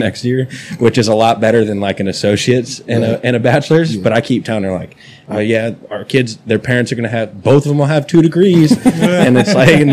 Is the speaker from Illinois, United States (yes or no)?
yes; Chicago, Illinois, United States; moved away as an adult; now in Lexington, United States; I'm not from here. I'm from Chicago